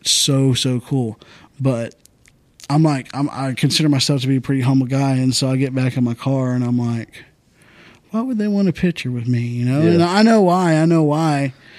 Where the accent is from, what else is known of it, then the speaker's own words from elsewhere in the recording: Santa Fe, Texas, United States; also born or lived in League City, Texas; I grew up in Santa Fe